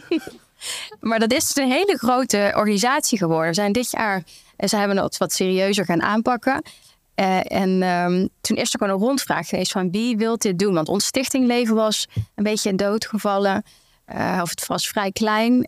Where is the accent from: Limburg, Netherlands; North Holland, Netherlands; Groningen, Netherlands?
Limburg, Netherlands; Venlo; ik kom uit Venlo. Limburg